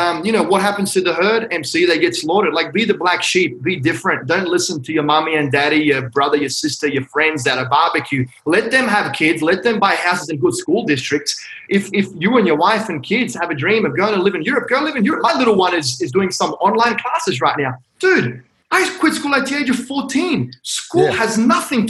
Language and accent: English; Australia; moved away; also born or lived in Hong Kong; I'm Australian. My parents are from Croatia